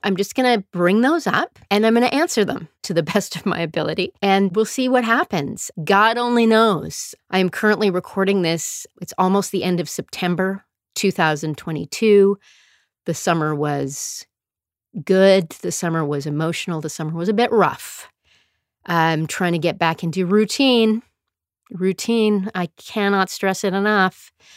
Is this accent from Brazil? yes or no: no; Calgary, Alberta, Canada; also born or lived in Sudbury, Ontario; I mostly grew up in Calgary. I was born in Sudbury, Ontario, didn't live there very long